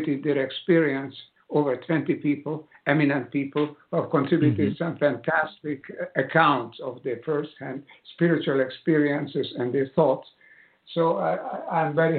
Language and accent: English; Budapest, Hungary; moved away; also born or lived in United States; as a child concert pianist, a child prodigy, in the city of Budapest, where I was born in Hungary.